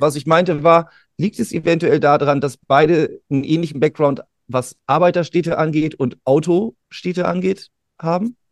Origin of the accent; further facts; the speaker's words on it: Bremen, Germany; wir beide als Bremer